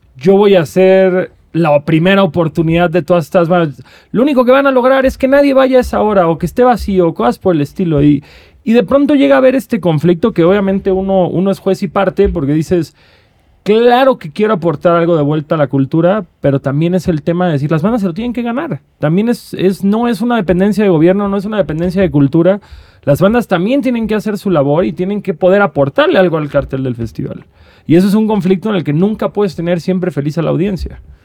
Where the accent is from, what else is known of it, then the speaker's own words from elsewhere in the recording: Cancún, Quintana Roo, Mexico; yo creciendo en Cancún